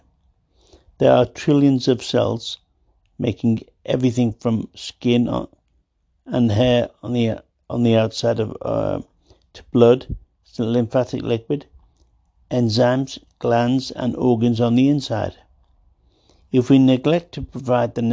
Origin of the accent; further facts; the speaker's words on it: Liverpool, North West England, United Kingdom; moved away as an adult; also born or lived in Rocky Mountains; As a Liverpool lad, born in the 50s.